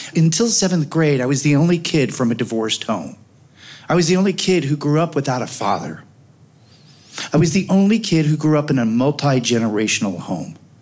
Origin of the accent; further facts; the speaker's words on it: Oak Park, Illinois, United States; I grew up on Gunderson and Madison in Oak Park